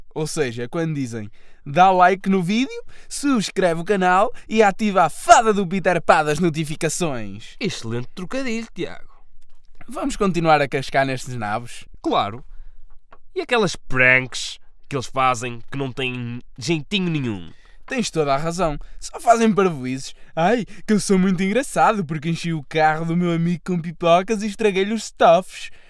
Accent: Portugal; Somos portugueses.

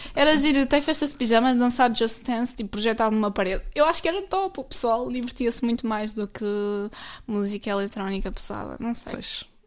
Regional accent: Portugal; Eu sou do Alvar, portanto, Alvar.

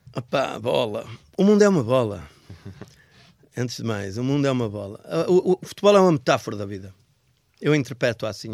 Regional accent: Braga, Norte, Portugal; eu cresci em Braga. Eu sou um homem, sou um homem, sou um bracarense, considerado um bracarense.

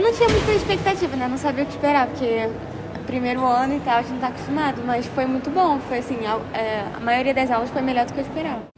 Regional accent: Granada, Andalusia, Spain; Portuguese is a second language; moved away as an adult; now in Porto, Portugal; sou de Granada, que está ao sul da Espanha

